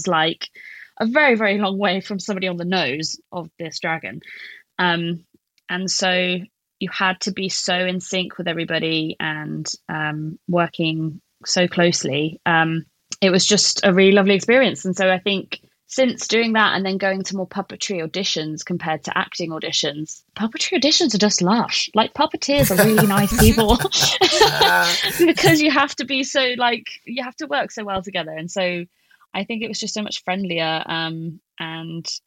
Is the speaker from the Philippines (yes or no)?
no; Plymouth, South West England, United Kingdom; also born or lived in Bristol; Plymouth, which is my hometown.